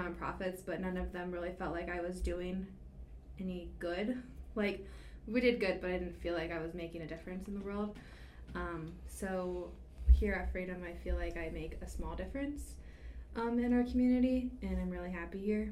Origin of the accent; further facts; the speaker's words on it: Northwest Ohio, United States; I'm originally from Northwest Ohio. I grew up on a small hobby farm